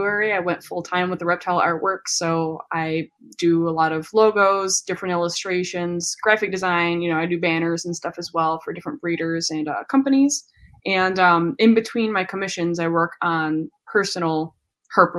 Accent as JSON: {"language": "English", "town": "Chicago", "region": "Illinois", "country": "United States", "said": "I'm from Chicago. I've done some moving, but I'm pretty much like back home in the Chicagoland area"}